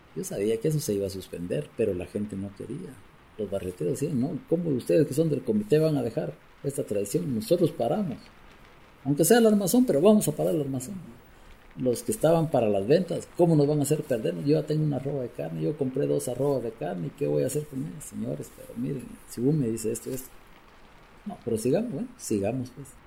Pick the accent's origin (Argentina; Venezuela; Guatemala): Guatemala; como chapín, como guatemalteco